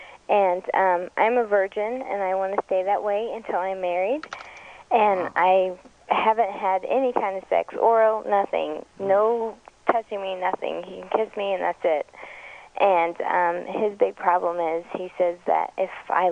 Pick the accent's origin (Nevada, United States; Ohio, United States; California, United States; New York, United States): Nevada, United States; Las Vegas; I've lived here all my life.